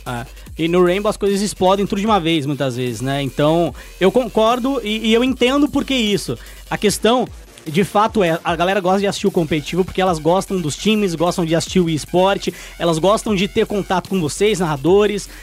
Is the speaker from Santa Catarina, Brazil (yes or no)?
no; São Bernardo do Campo, São Paulo, Brazil; eu sou de São Bernardo, lá é, mano, é a Califórnia brasileira